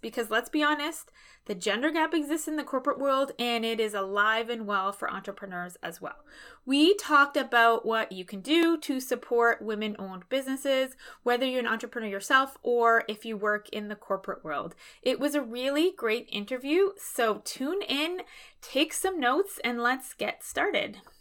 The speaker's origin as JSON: {"language": "English", "town": "Halifax", "region": "Nova Scotia", "country": "Canada", "said": "I'm from Halifax, Nova Scotia"}